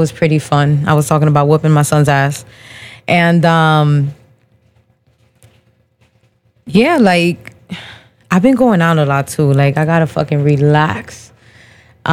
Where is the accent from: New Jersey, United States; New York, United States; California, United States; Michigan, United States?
New Jersey, United States; Perth Amboy; I'm born and raised in Perth Amboy, New Jersey